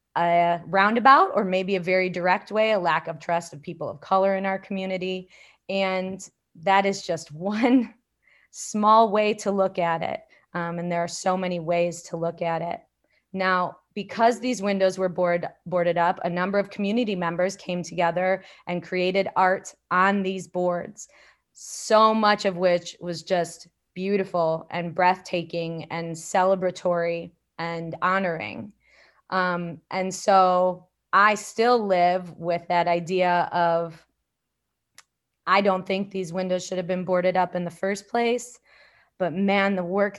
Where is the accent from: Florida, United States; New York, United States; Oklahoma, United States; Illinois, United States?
Illinois, United States; Elgin; my hometown in Elgin